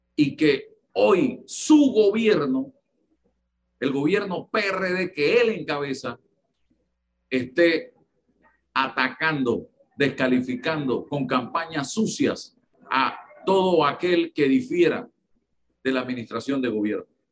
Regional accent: Panama; estoy hablando como panameño

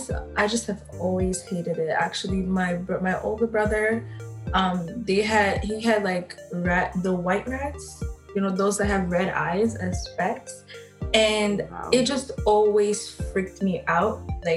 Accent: Angola; now in Canada; because I am from Angola. I wasn't born here in Canada.

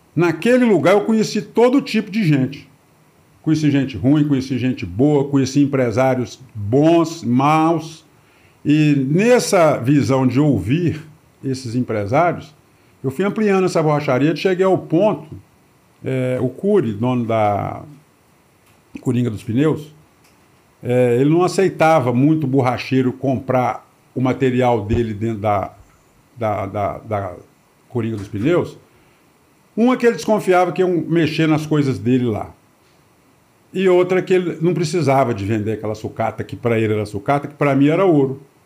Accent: Brasília, Federal District, Brazil; also born or lived in São Paulo; eu vim para Brasília, eu nasci em São Paulo, na capital de São Paulo, em 1965. Em 66, o meu pai veio para Brasília. Então, eu vim para cá, eu tinha um ano

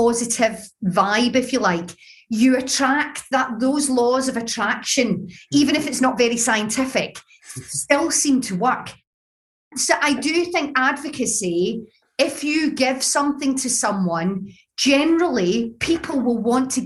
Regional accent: Glasgow, Scotland, United Kingdom; accent: Glaswegian; my Glaswegian accent

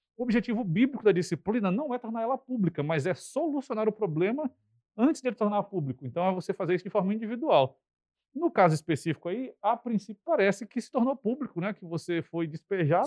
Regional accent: Brasília, Federal District, Brazil; also born or lived in Campo Grande, Mato Grosso do Sul; now in São Luís, Brazil; Eu sou brasiliense de nascimento

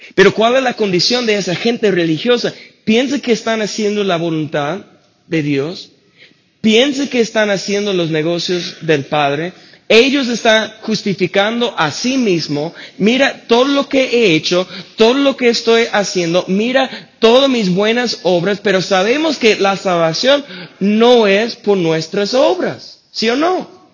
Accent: United States; Spanish is a second language; moved away; soy gringo, no puedo pronunciarlo bien

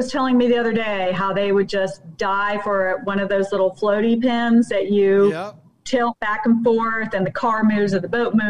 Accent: Middle Georgia, United States; I'm from Middle Georgia. What can I say? I grew up saying it that way.

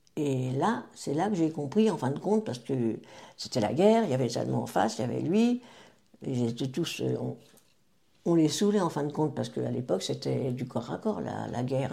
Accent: Taverny, Île-de-France, France; je suis née euh, à Taverny, donc, en 1941

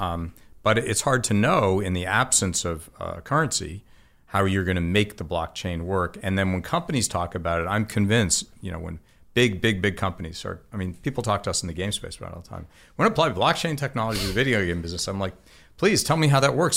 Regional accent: South Orange, New Jersey, United States; also born or lived in Boston, Massachusetts; I grew up in Boston and then New Jersey

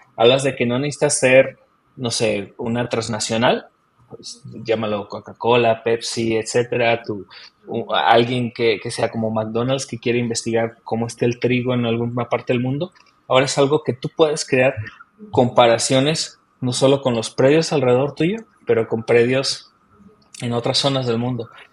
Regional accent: Mexico; moved away as an adult; now in New Zealand; yo nací en México

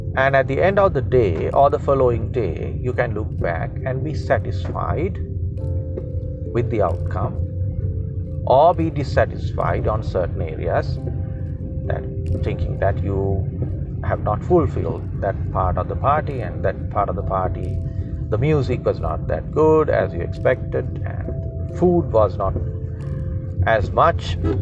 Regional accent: Sri Lanka; first language Sinhala; English is a second language; sinhala which is my mother tongue i'm a sri lankan

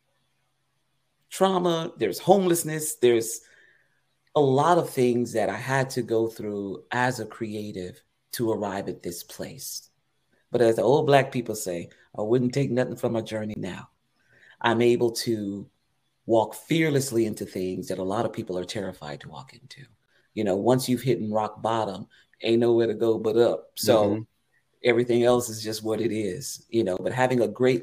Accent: Eatonville, Florida, United States; Growing up in Eatonville, Florida, the oldest Black-owned and operated city in the country. I like to say that because that's my town.

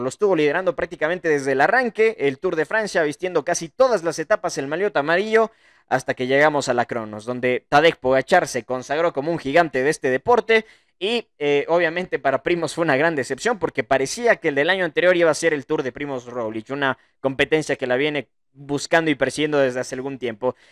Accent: Ecuador; soy ecuatoriano

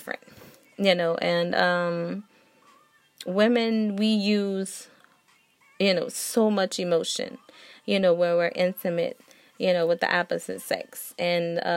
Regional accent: New Orleans, Louisiana, United States; I am from New Orleans

